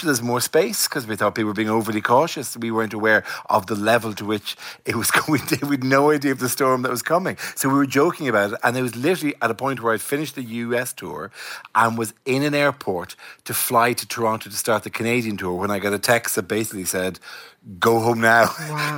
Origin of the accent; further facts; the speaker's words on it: Ireland; I'm Irish